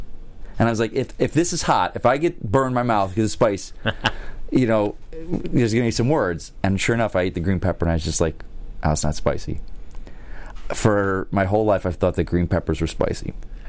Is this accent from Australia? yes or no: no; Buffalo, New York, United States; I grew up in Buffalo, New York, which is the home of the Buffalo Wing.